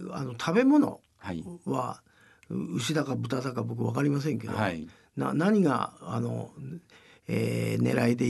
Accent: Tokyo, Japan; 東京育ちはダメだよな

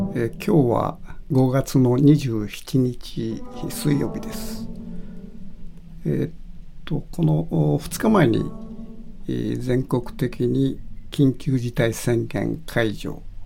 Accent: Kitakyushu, Fukuoka, Japan; moved away; 北九州市の僕の出身地

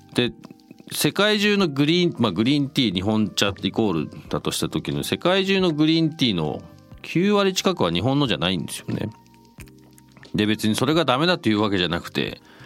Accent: London, United Kingdom; moved away; 僕ロンドンで育った

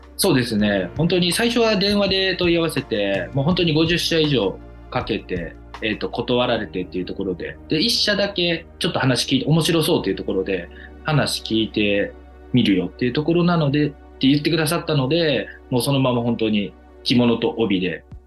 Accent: Kyoto, Japan; もともと京都生まれ京都育ちであまり外に出ることがなかった

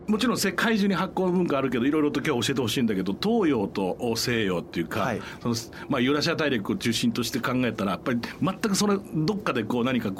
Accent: Osaka, Japan; 僕あの大阪生まれであの母方が琵琶湖のあたりなんで

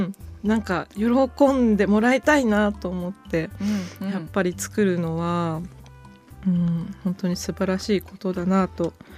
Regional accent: Echigo Plain, Niigata, Japan; 私も越後平野で生まれ育ったんです。

